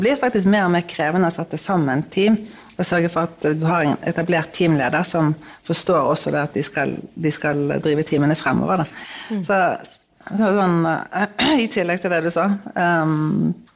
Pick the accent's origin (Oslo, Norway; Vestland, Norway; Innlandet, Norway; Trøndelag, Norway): Vestland, Norway; Bergen; jeg er fra Bergen